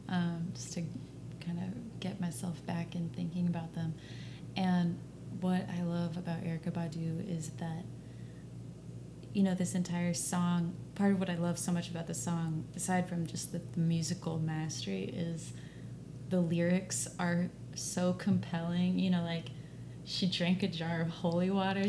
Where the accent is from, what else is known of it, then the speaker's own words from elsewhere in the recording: Dallas, Texas, United States; I'm from Dallas